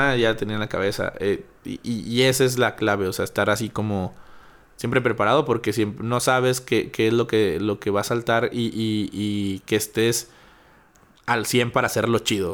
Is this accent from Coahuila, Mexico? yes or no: yes; Chávez, Coahuila, Mexico; now in Torreón, Mexico; yo no vivía aquí, soy de Chávez